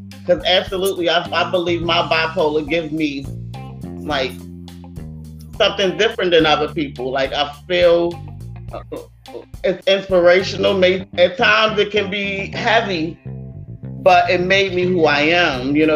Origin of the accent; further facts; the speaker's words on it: Baltimore, Maryland, United States; from Baltimore, Baltimore, Murderland